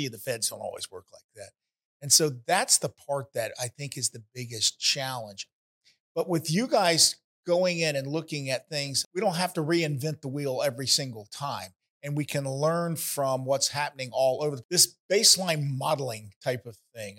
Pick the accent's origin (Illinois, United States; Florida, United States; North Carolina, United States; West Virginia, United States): Florida, United States; Ocala; my hometown, Ocala